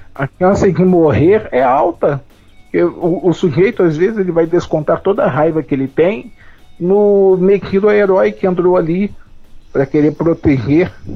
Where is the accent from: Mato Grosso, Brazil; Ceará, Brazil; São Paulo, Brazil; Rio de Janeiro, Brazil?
Rio de Janeiro, Brazil; moved away as an adult; now in Paraná, Brazil; Eu venho do Rio de Janeiro e moro no Paraná